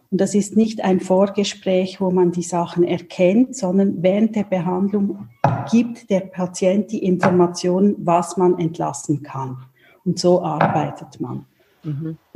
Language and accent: German; Switzerland; ich komme aus der Schweiz, also in der Nähe von Basel wohne ich mit meiner Familie